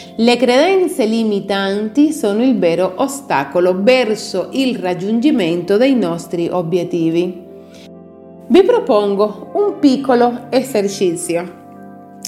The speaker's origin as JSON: {"language": "Italian", "country": "Italy", "said": "In Italia attribuiamo un valore altissimo al cibo"}